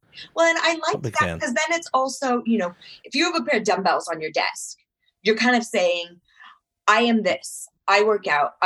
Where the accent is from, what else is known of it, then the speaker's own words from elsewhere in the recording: Ojai, California, United States; I grew up in Ojai, which is, you know, just north of LA.